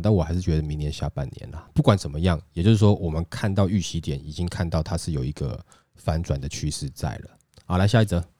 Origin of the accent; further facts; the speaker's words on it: Taiwan; 我们台湾人比较有人情味